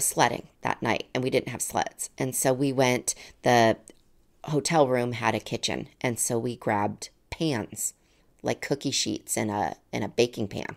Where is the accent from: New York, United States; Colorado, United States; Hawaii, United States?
Colorado, United States; Colorado Springs; moved away; I, I grew up in Colorado Springs.